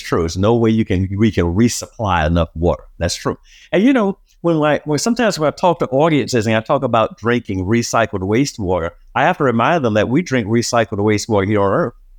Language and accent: English; Miami, Florida, United States; as a youngster growing up in Miami